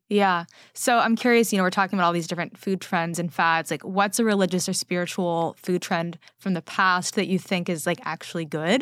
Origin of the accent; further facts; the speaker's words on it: California, United States; now in New York, United States; growing up in California